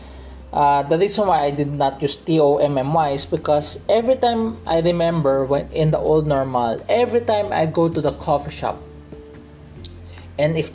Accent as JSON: {"language": "English", "country": "Philippines", "said": "I'm still a Filipino, even though I speak in English"}